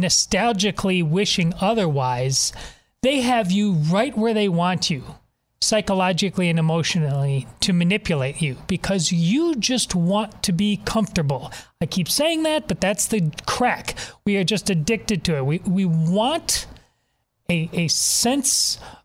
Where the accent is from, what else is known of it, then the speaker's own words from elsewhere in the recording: Madison, Wisconsin, United States; I grew up in Madison, Wisconsin